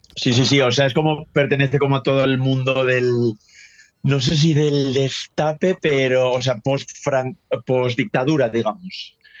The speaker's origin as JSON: {"language": "Spanish", "region": "northern Spain", "country": "Spain", "said": "yo soy del norte de España y en el norte somos así como más, más fríos."}